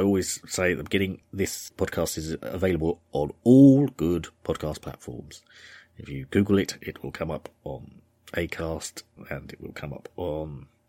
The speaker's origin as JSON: {"language": "English", "region": "Yorkshire and the Humber", "country": "United Kingdom", "said": "So, I'm from Yorkshire."}